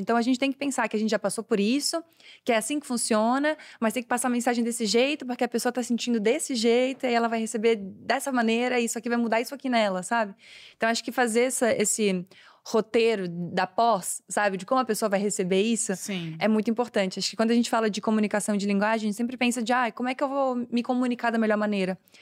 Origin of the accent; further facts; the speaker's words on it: Florianópolis, Santa Catarina, Brazil; sou de Floripa